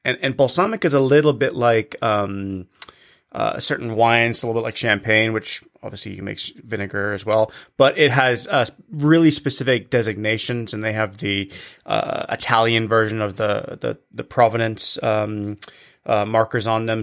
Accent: England, United Kingdom; when I was a kid growing up in England

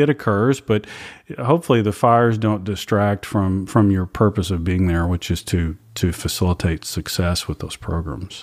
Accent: Louisiana, United States; also born or lived in Atlanta, Georgia / Marietta, Georgia / East Texas; now in Austin, United States; I grew up in Louisiana

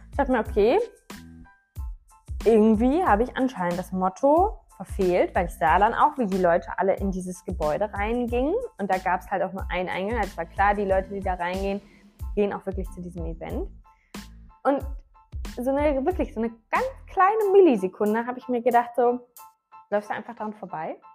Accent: Düsseldorf, North Rhine-Westphalia, Germany; Ich so, ja, äh, ich komme ein bisschen weiter weg her, aus Düsseldorf.

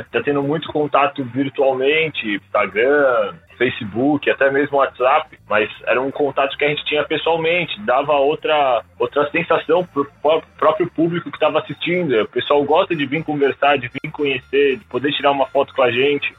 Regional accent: Cotia, São Paulo, Brazil; Eu sou aqui de Cotia, então está aqui do lado.

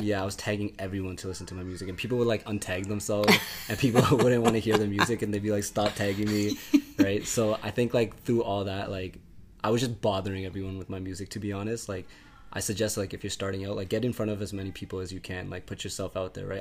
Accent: Brampton, Ontario, Canada; also born or lived in Oakville / Winnipeg; I was born in Brampton. Uh, born and raised in Brampton, but I moved around a lot from Brampton to Oakville to Winnipeg, back to Brampton

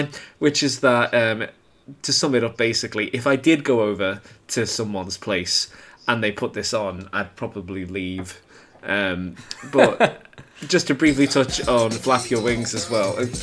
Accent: United Kingdom; I'm a British, white, like, teenage gay boy at this time

